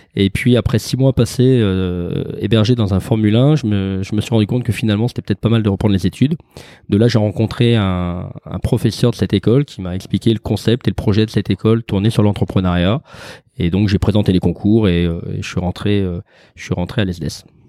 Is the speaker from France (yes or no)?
yes; Lyon, Auvergne-Rhône-Alpes, France; moved away as an adult; also born or lived in Paris / Perpignan; now in Aix-en-Provence, France; je suis un vrai gonne puisque j'ai grandi à Lyon, que je suis né dans le quartier dans le quartier des, des Brotteaux